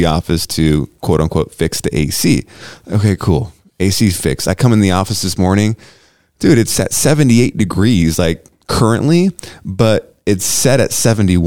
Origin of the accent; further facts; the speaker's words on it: United States; I was born in the United States of America